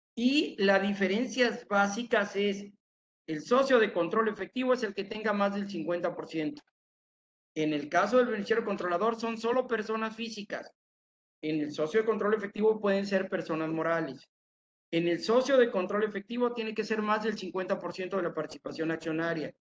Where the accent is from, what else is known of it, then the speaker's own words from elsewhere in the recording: Tepatitlán, Jalisco, Mexico; moved away; Llegué a mi tierra, Tepatitlán, Jalisco